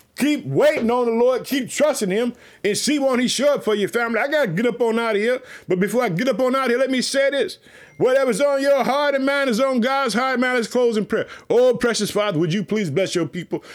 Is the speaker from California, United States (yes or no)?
no; Illinois, United States; also born or lived in Chicago; Illinois, which is my home state. Uh, I live in the city of Chicago.